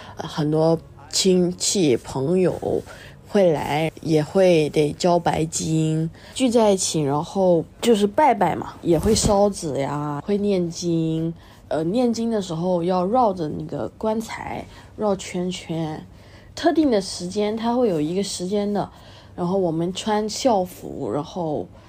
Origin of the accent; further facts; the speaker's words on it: Malaysia; 我是一个辩论员，我是马来西亚人，祖籍是福建，而我妈呢是个客家人